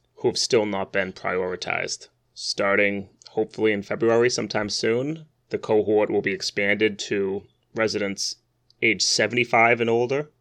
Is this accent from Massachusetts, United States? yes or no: yes; Haverhill, Massachusetts, United States; my hometown of Haverhill